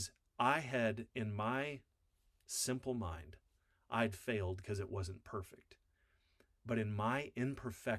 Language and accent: English; Wyoming, United States; I grew up in Wyoming on a farm.